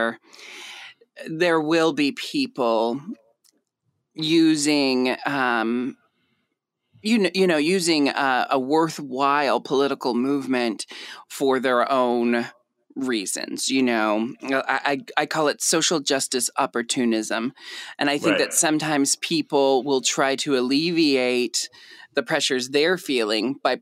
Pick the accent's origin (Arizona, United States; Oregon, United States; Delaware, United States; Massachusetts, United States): Oregon, United States; Portland; moved away as an adult; I always knew I was going to move back to Portland, Oregon someday.